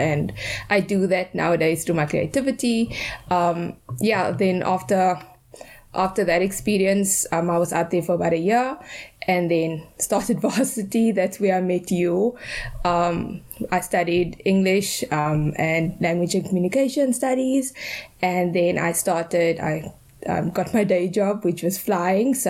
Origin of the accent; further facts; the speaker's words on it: Cape Town, Western Cape, South Africa; I grew up in Athlone, very close to you